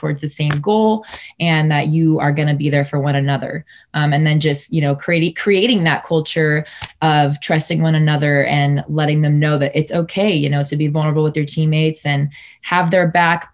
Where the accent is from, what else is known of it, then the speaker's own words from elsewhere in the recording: Sacramento, California, United States; also born or lived in Fresno, California / El Paso, Texas; I am Sacramento born, raised, proud to be from the 916.